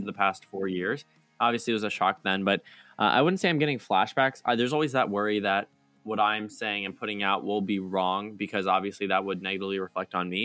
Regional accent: United States; as an American

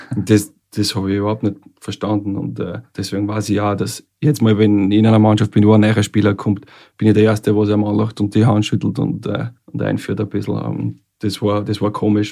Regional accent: Scheiblingkirchen, Lower Austria, Austria; moved away as an adult; also born or lived in Vienna / South Korea / Denmark; dort, wo ich herkomme, wo ich aufgewachsen bin

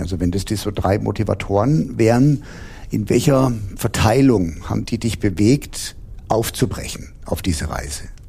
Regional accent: Heidelberg, Baden-Württemberg, Germany; bis zurück nach Heidelberg, wo ich herstamme

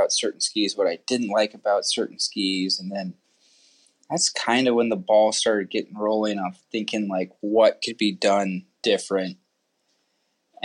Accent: Sun Valley, Idaho, United States; also born or lived in Texas; I'm originally from Sun Valley, Idaho. Been skier all my life.

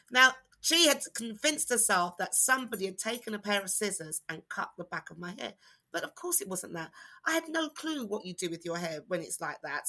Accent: United Kingdom; black British people, not the Caribbean experience because we didn't have that experience. We had being born here experience

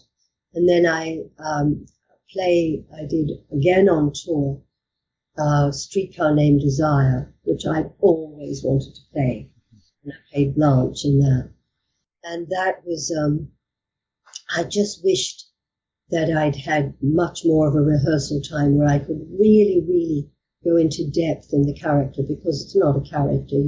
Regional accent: Australia; moved away as an adult; also born or lived in England; now in United Kingdom; I'm Australian

